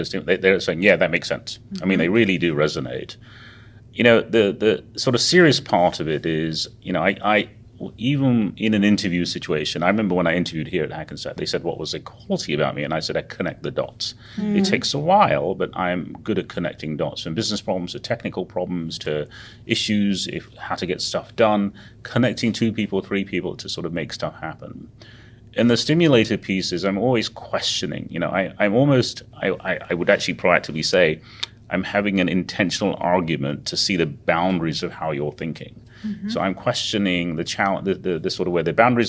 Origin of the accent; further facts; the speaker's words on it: England, United Kingdom; moved away as an adult; also born or lived in Uganda / India; now in United States; I was born in Uganda, which is a long way away in Africa, and then actually refugees to England at the time. So I grew up in England, and then went to school in India for a while, and went back to England